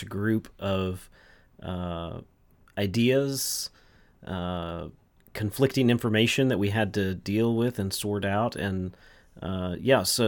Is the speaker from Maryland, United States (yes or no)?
no; Texas, United States; I'm also from Texas